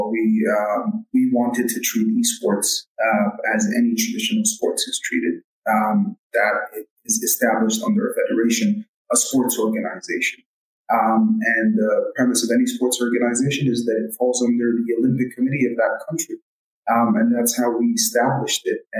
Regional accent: Saudi Arabia; also born or lived in United States; I was born and raised in Saudi. What can I tell you? I did a bit of a stint um, in the States, went to college there, uh, came back.

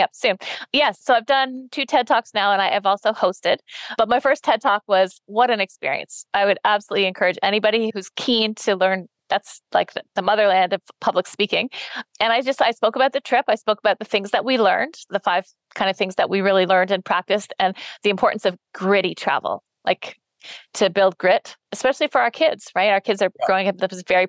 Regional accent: Canada; we're from Canada.

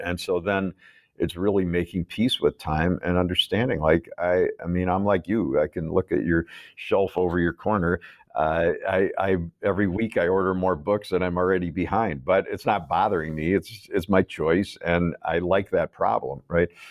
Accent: Chicago, Illinois, United States; I grew up in Chicago

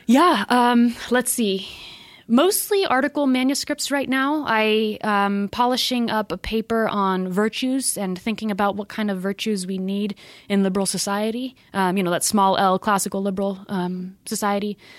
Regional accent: Southern California, United States; moved away as an adult; I'm originally from Southern California, and I actually went to um, a high school called Notre Dame High School.

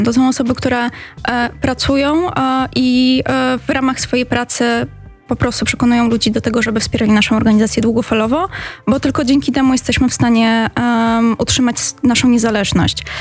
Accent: Katowice, Silesian Voivodeship, Poland; pochodzę z Katowic

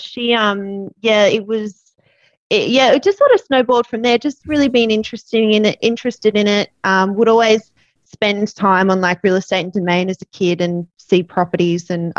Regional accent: Melbourne, Victoria, Australia; now in Sydney, Australia; So I grew up in the suburbs of Melbourne. I currently live in Sydney now, but grew up in Melbourne.

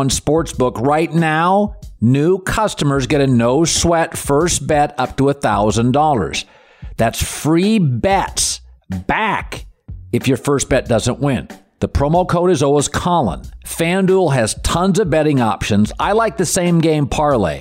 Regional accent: Seattle, Washington, United States; I'm from Seattle

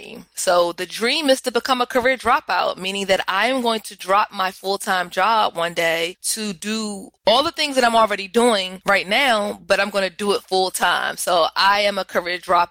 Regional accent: Washington, District of Columbia, United States; I am from the Washington, D.C. area

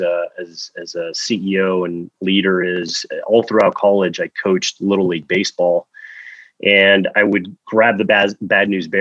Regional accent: Miami, Florida, United States; now in West Coast, United States; I grew up in Miami, Florida, the 305, pretty much born and raised.

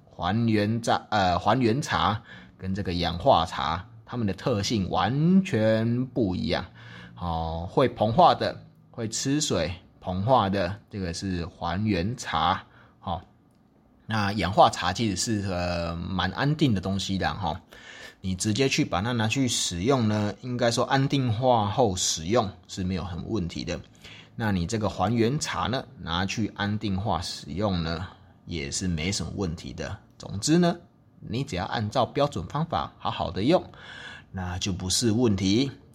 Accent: Taichung, Taiwan; 正好我的家乡之一的这个台中啊，就有一个精密的机械产业嘛

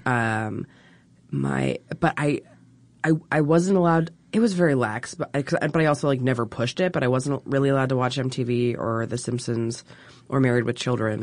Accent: Baltimore area, Maryland, United States; Baltimore. Well, I say Baltimore because nobody actually knows anything about Maryland

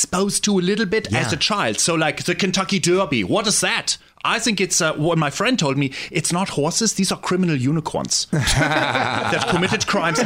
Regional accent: Germany; I'm from Germany

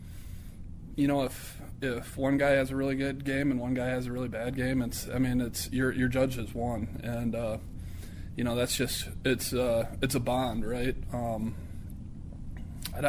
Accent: Parkston, South Dakota, United States; moved away; I couldn't imagine growing up anywhere else. Still to this day, I got a big following in my hometown

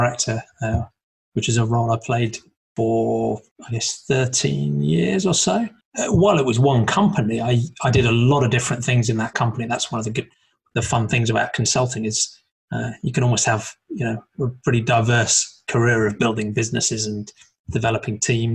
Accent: Norfolk, East of England, United Kingdom; moved away as an adult; also born or lived in Birmingham; now in London, United Kingdom; I grew up in England and the east of England, in a place called Norfolk

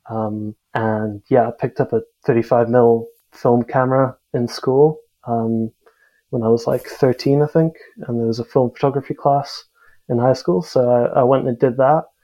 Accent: South Africa; also born or lived in United States / Singapore; now in United Kingdom; Uh, I'm South African, but I've sort of lived a bit all over the place. Um, I was born in the States actually. Um, grew up a bit in, in the UK, uh, back home in South Africa, and then a few years over in Singapore actually.

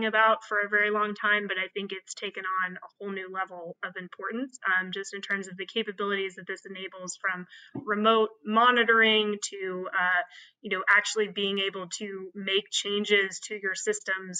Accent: Kansas, United States; now in New York City, United States; I'm from Kansas.

